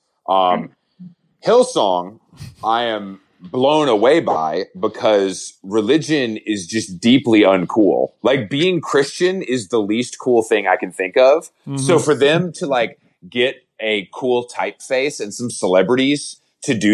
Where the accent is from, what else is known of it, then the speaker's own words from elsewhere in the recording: the South, United States; I grew up Baptist in the South